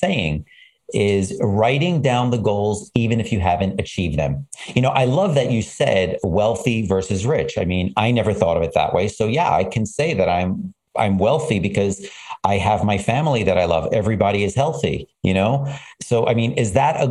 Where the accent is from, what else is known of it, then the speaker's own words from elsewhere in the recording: New York City, New York, United States; when I was young, growing up in Brooklyn